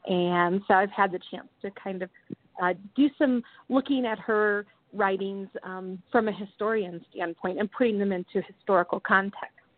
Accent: Michigan, United States; growing up in Michigan

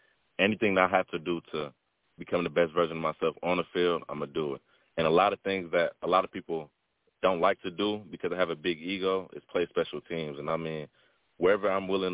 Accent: Wisconsin, United States; I grew up a Packer fan. And, you know, I'm from Wisconsin

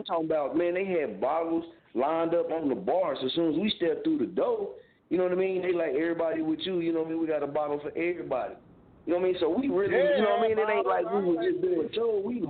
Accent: Muskogee, Oklahoma, United States; moved away as an adult; now in Wichita, United States; Muskogee, in my hometown

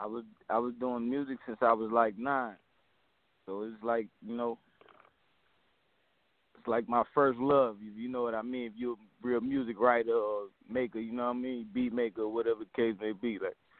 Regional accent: Camden, South Carolina, United States; I'm from Camden, South Carolina. A lot of people think I'm from Jersey, but I'm not. That's just where the family at, you heard?

